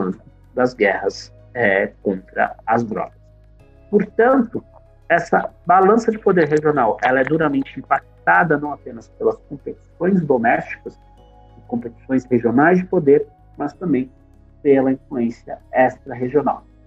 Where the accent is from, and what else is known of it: Brazil